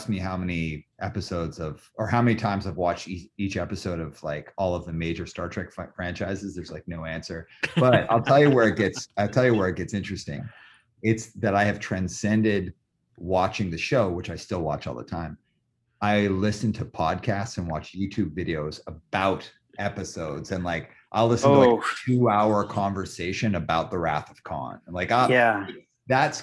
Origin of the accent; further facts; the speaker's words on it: Calgary, Alberta, Canada; I grew up in Calgary